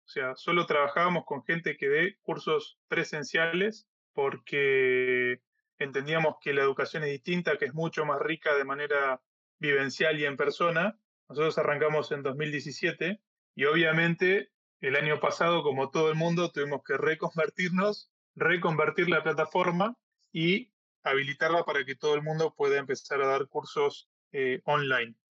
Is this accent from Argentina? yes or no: yes; Argentina; soy de Argentina